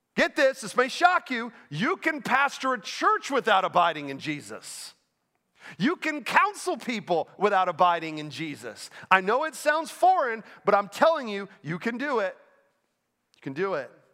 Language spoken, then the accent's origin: English; Orlando, Florida, United States; moved away as an adult; also born or lived in Pennsylvania / Naples, Florida; now in Winston-Salem, United States; I grew up in Orlando